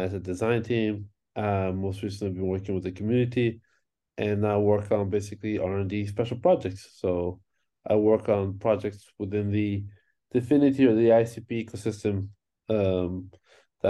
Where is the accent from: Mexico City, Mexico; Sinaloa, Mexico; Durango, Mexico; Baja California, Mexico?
Baja California, Mexico; Tijuana; moved away; I'm originally from Mexico, where I grew up. Tijuana, Mexico